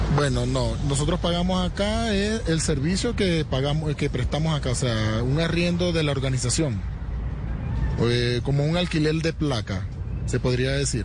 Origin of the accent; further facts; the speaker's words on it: Venezuela; moved away as an adult; now in Bogotá, Colombia; Soy venezolano